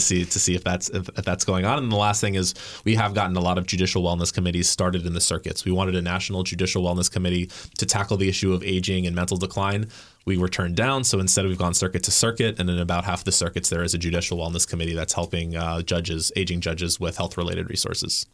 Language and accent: English; the South, United States; I grew up in the South